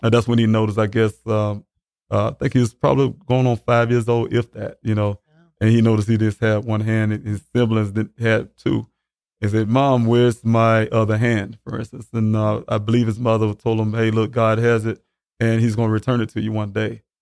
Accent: Columbia, South Carolina, United States; also born or lived in Arizona; I'm from Columbia, South Carolina. Um, been born and raised there.

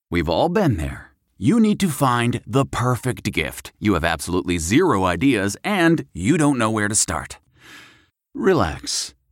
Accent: Midwest, United States; So I moved from the Midwest uh, about six months ago, and uh, it was just like I've never moved anywhere uh, outside probably a 20 mile radius

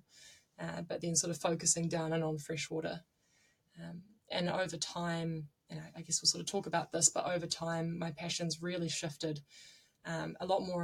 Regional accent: Nelson, New Zealand; now in Auckland, New Zealand; I'm originally from Whakatū in Nelson, the top of the South Island, and I grew up doing a lot of tramping

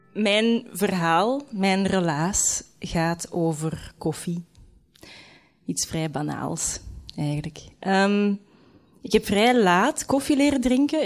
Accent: Leuven, Flanders, Belgium; moved away as an adult; also born or lived in London; Ik kom van Leuven

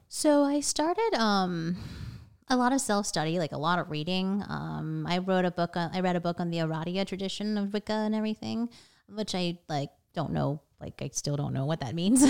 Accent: Vienna, Virginia, United States; I grew up in Northern Virginia, Vienna

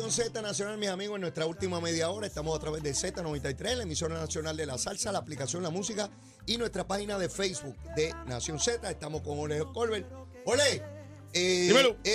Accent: Cabo Rojo, Puerto Rico; yo soy de Cabo Rojo, yo soy de Cabo Rojo.

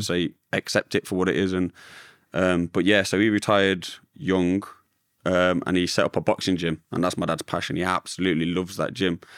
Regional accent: Derby, East Midlands, United Kingdom; I grew up in Derby, where I still live today, in a little village called Little Eaton

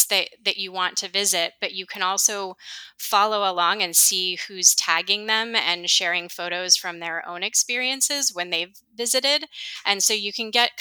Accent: San Clemente, California, United States; I grew up in San Clemente, which is this small little surfer beach town

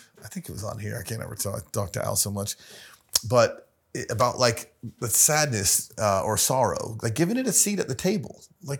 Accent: the South, United States; I'm from the South, Michelangelo.

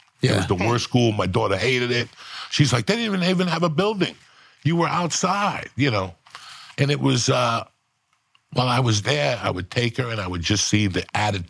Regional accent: Cuba; English is a second language; now in United States; When I came from Cuba, I didn't speak good English, so I was ashamed to talk.

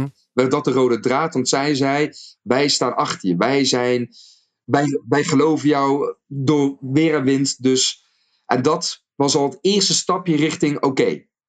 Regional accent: North Brabant, Netherlands; accent: Brabants; zelf gewoon geboren en getogen. Gewoon in Brabantse land. Dus ik kan gewoon ik gaan praten in Brabants als wil

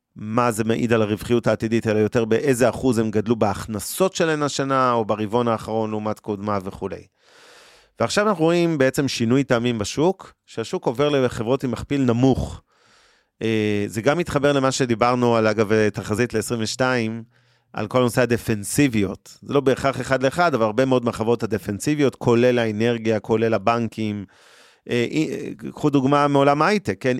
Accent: Israel; אנחנו כישראלים

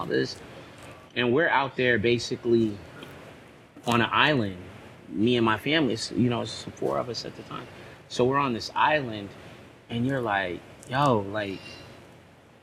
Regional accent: Long Beach, California, United States; also born or lived in Encino; I'm from Long Beach, born and raised

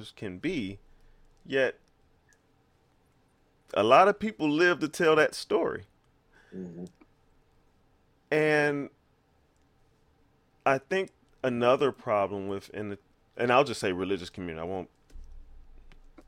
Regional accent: United States; I am African American

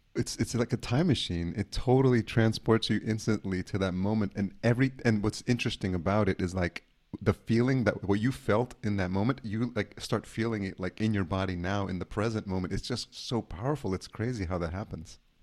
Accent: Yonkers, New York, United States; I grew up in Yonkers, New York, so, you know, definitely a New Yorker as well

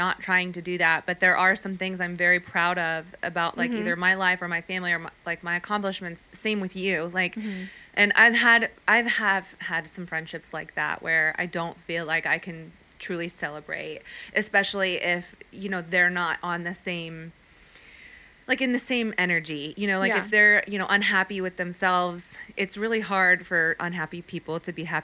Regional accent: San Fernando Valley, California, United States; accent: Valley Girl; my Valley Girl accent

